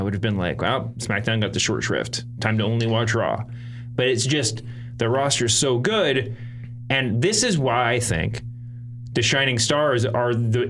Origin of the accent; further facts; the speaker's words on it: New Jersey, United States; And I'm … from New Jerse